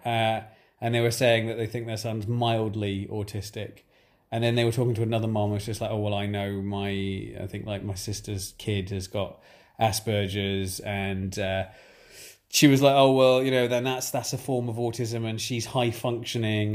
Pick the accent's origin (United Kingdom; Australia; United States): United Kingdom; England; as we are English